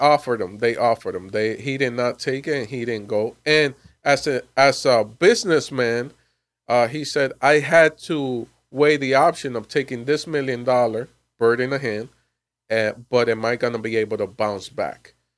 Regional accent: Miami, Florida, United States; moved away; I'm originally from Miami, Florida

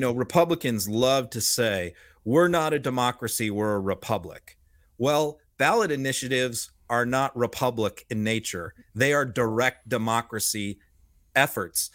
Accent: Massachusetts, United States; I grew up in Massachusetts

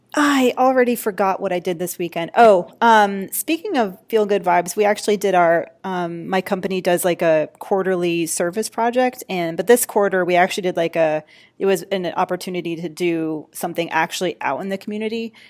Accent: Atlanta, Georgia, United States; my hometown, Atlanta, Georgia

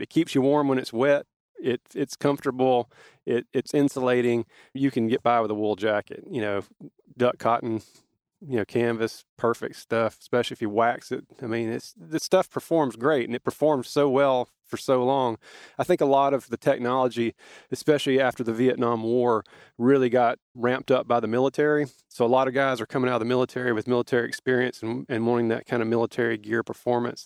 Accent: South Georgia, United States; we were growing up in South Georgia

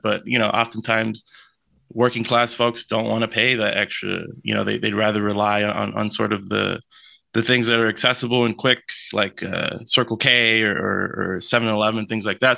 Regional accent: Lynwood, California, United States; I'm from Linwood. This, this, like, uh, it's, it's the city over next to Compton in L A.

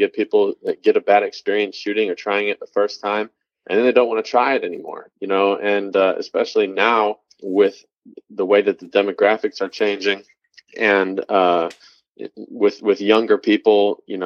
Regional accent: Cleveland, Ohio, United States; I was basically born and raised in Cleveland, Ohio

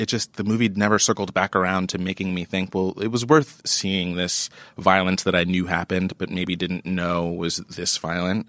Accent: New York, United States; as a New Yorker

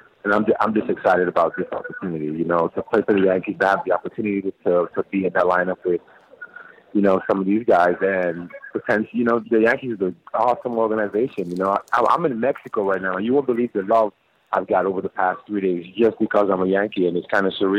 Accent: St. Thomas, U.S. Virgin Islands; unfortunately, I wasn't really a fan of baseball growing up.

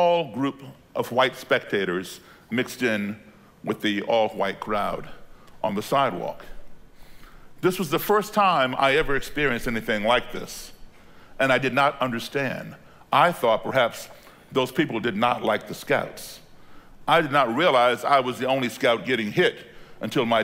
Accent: Belmont, Massachusetts, United States; also born or lived in Chicago, Illinois; At the age of 10 in 1968, my parents had moved to Belmont, Massachusetts, a suburb of Boston

